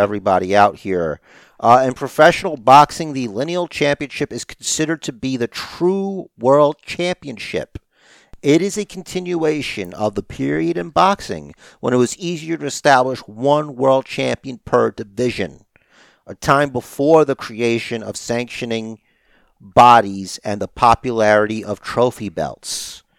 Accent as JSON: {"language": "English", "country": "United States", "said": "I'm an American"}